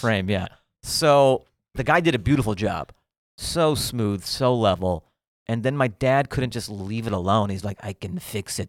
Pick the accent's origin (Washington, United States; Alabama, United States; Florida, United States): Washington, United States; Seattle; Grew up in Seattle